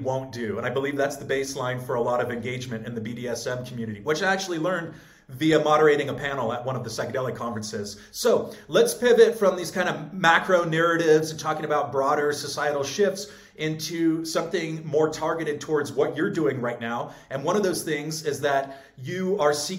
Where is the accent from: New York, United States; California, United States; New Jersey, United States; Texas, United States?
California, United States; Southern; also born or lived in San Francisco; I grew up in Southern California and went to school in San Francisco.